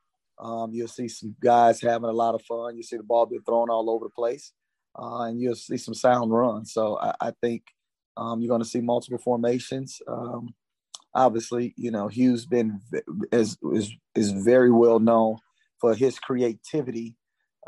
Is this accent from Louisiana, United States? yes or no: yes; Baton Rouge, Louisiana, United States; So I'm originally from Baton Rouge, Louisiana. Played ball at Southern Lab in Baton Rouge.